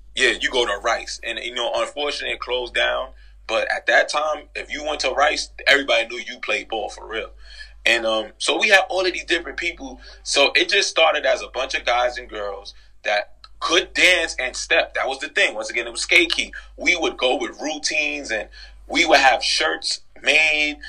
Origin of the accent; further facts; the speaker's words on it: New York City, New York, United States; I'm originally from the Grand Concourse 170